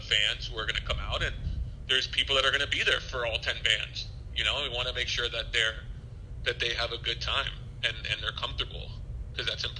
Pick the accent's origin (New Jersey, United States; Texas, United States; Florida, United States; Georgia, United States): Florida, United States; Miami; I was born in Miami, so was Marcelo. Our families, you know, are Hispanic, but we, you know, they moved here and they had us, and we've been here our entire lives